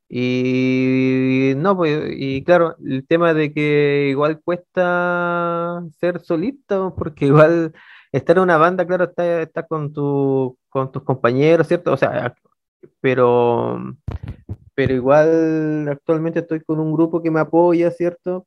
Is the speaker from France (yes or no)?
no; Ovalle, Coquimbo, Chile; soy originario de, la ciudad de Ovalle